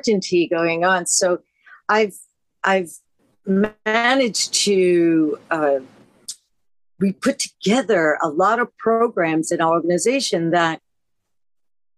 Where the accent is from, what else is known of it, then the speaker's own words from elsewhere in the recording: New York City, New York, United States; I am an American. I am a New Yorker. I grew up Lower East Side